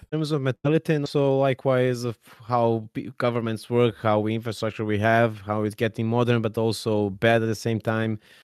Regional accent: Serbia; I'm coming from Serbia

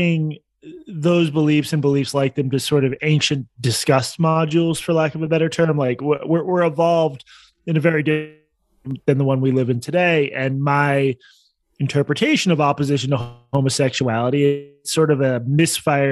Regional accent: Boston, Massachusetts, United States; moved away as an adult; also born or lived in Washington, D.C.; my hometown of Boston

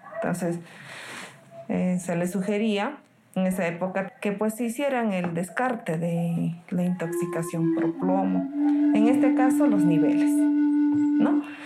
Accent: Cerro de Pasco, Pasco, Peru; nací acá en Cerro del Pasco

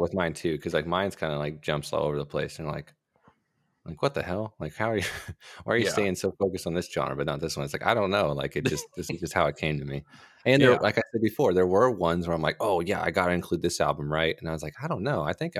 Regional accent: Texas, United States; You know, but if you ask, I'll tell you I'm from Texas, not America.

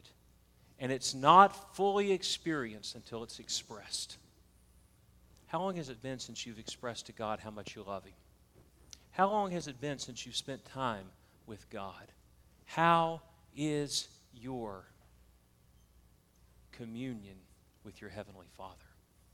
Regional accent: the South, United States; accent: Southern; You can tell I'm from the South

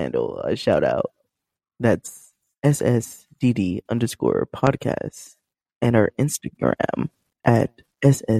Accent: United States; we're American

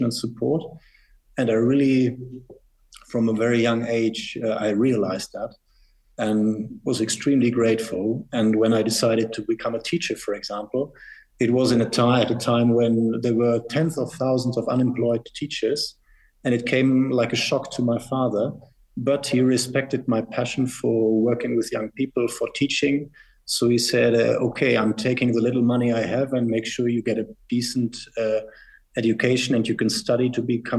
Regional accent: Northern Germany, Germany; moved away as an adult; also born or lived in United States; now in Switzerland; I was born in Germany, rather more in the northern part, and it was the former West Germany.

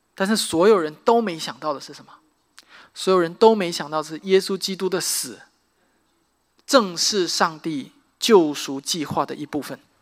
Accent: Xiamen, Fujian, China; moved away as an adult; now in United States; 我的家乡， 啊，厦门

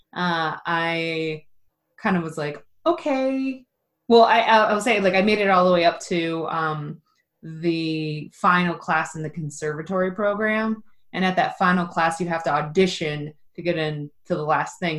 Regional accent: Ohio, United States; also born or lived in Los Angeles; I live in Ohio and I grew up in Ohio

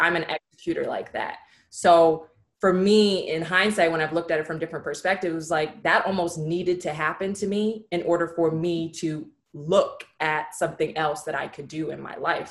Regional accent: San Francisco, California, United States; moved away as an adult; also born or lived in Los Angeles, California; I'm originally from San Francisco, California

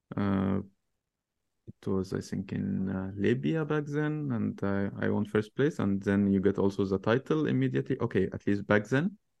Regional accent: Tanta, Gharbia, Egypt; so in Egypt, I'm, I'm not from Cairo originally. I'm from a city called Tanta, which is, uh, between Cairo and Alexandria.

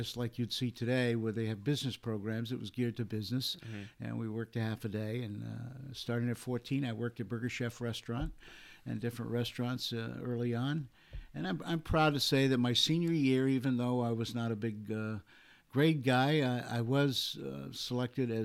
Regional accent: West Chester, Ohio, United States; moved away as an adult; also born or lived in Cincinnati, Ohio; now in Exeter, Rhode Island, United States; I was born in Cincinnati, Ohio, and I grew up outside of Cincinnati in a little town called Westchester

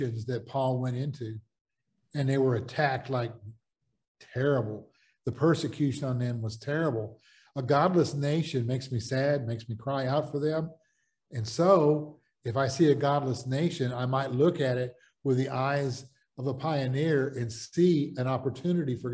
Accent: United States; also born or lived in the South / the Midwest; I'm an American and living in most of my life in the South and the Midwest

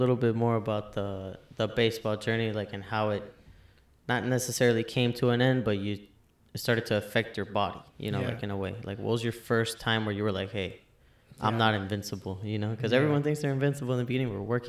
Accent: Miami, Florida, United States; we're from Miami, man.

